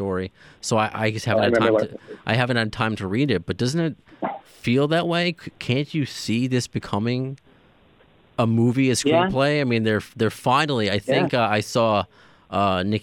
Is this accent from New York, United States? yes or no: yes; New York, United States; I'm a New Yorker through and through